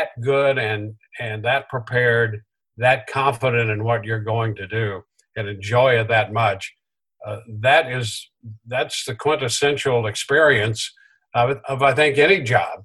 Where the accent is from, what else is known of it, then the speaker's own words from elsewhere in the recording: St. Louis area, Illinois side, United States; a kid growing up in the Midwest in the St. Louis area on the Illinois side